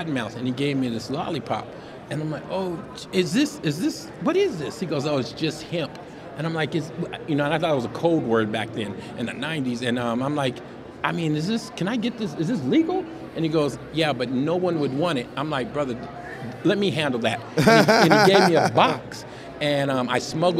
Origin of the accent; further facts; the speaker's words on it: San Jose, California, United States; moved away as an adult; also born or lived in Reno; now in Southern California, United States; I was born and raised in San Jose, you know, the whole time.